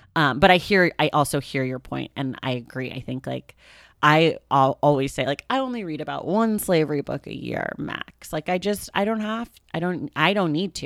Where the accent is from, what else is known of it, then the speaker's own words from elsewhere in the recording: Oakland, California, United States; I grew up in Oakland, California.